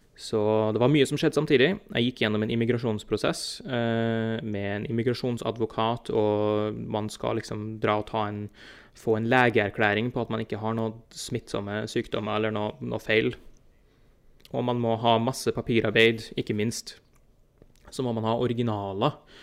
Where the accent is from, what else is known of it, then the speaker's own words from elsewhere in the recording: Trondheim, Trøndelag, Norway; moved away as an adult; now in New Jersey, United States; flytta jeg fra Trondheim til eh, tilfelle du ikke har hørt på dialekten min at det er der, der er fra, til New Jersey og New York her i USA